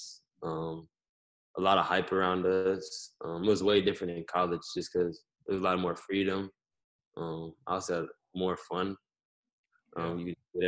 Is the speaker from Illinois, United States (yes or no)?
yes; Chicago, Illinois, United States; moved away; also born or lived in Los Angeles; I'm really from, like, Chicago.